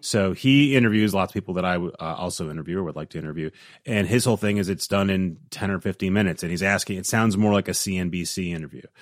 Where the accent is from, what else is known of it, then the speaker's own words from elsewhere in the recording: Midwest, United States; growing up in the Midwest, in the U S